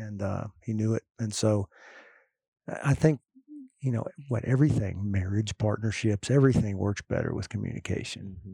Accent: Austin, Texas, United States; my hometown of Austin

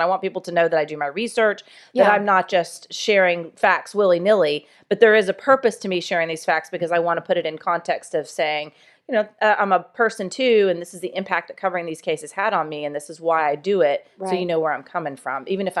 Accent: Jacksonville, Florida, United States; how the death penalty has been impacted by the murder of a little playmate that I had growing up in Jacksonville.

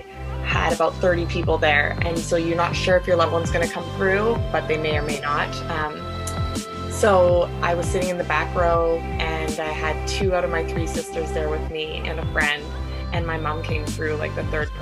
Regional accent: Vancouver, British Columbia, Canada; I'm from Vancouver, BC

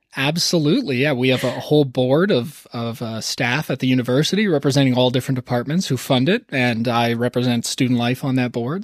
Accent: Toronto, Ontario, Canada; growing up in Toronto

